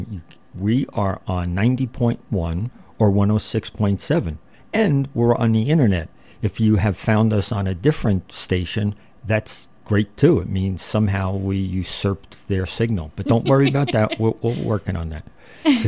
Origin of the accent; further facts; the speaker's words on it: New Jersey, United States; moved away; I'm from New Jersey